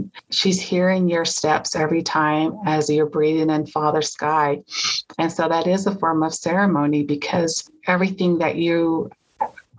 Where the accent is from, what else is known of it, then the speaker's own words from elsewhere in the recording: Bears Ears, San Juan County, Utah, United States; moved away; also born or lived in Salt Lake City, Utah; Growing up in Bears Ears, knowing that that location is sacred for Indigenous people